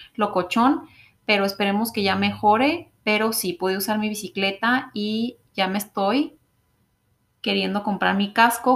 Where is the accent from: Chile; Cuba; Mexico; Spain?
Mexico; moved away as an adult; now in Canada; nosotras mexicanas